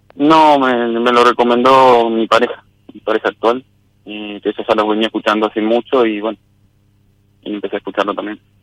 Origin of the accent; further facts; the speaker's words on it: Rafaela, Santa Fe, Argentina; De Rafaela, la provincia de Santa Fe